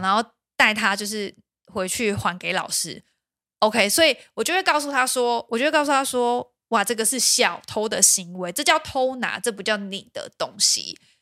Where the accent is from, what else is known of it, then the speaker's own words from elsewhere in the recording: Pingtung, Pingtung County, Taiwan; now in Taipei, Taiwan; 我们家因为小时候我们在屏东长大